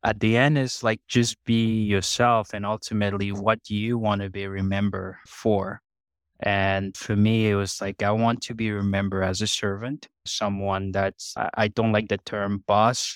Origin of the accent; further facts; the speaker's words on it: Cameroon; now in Canada; I grew up in Cameroon, in Central Africa